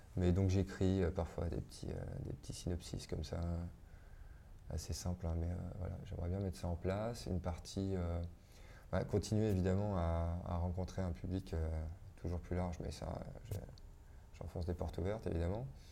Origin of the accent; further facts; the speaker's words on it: Biarritz, Nouvelle-Aquitaine, France; j'ai grandi à Biarritz dans les années 90